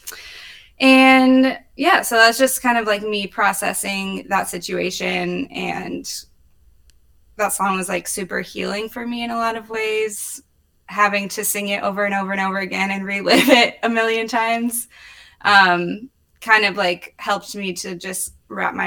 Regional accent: Indianapolis, Indiana, United States; I was born in Indianapolis. I lived in the city until I was 8. We moved to a suburb and I like went through high school there

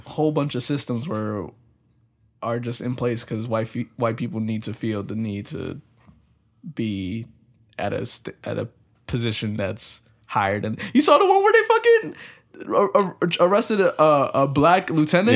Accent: United States; we're raised here in America

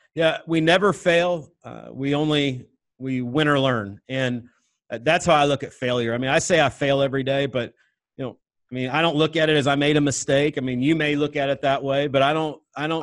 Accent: Northwest Missouri, United States; I grew up in Northwest Missouri

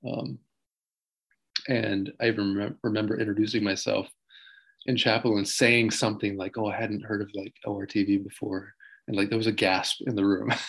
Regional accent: Taichung, Taiwan; also born or lived in New Jersey, United States / Taipei; I was born in New Jersey, but I don't really remember it at all because um, my parents came out here when they were when I was four months old. So, yeah, I grew up in Taichung mostly, and then a little bit in Taipei

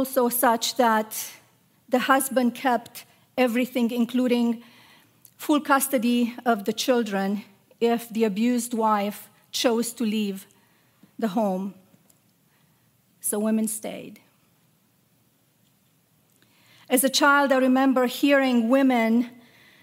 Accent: Romania; moved away; I grew up in Romania, a country that was as beautiful as it was troubled.

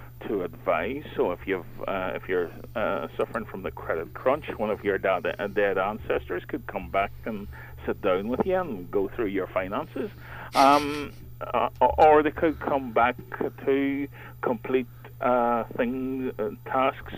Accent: Mourne Mountains, County Down, Northern Ireland, United Kingdom; I was brought up in the Mourne Mountains in County Down here

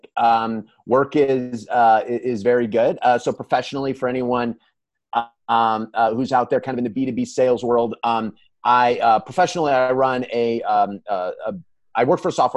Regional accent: Calumet City, Illinois, United States; I grew up in Calumet City, which is in the south suburbs of Chicago.

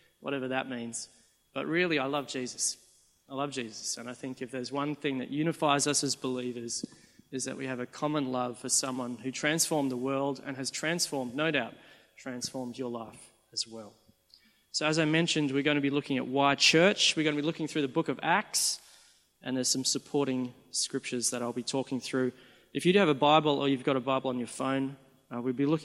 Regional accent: Sydney, New South Wales, Australia; I'm from Sydney

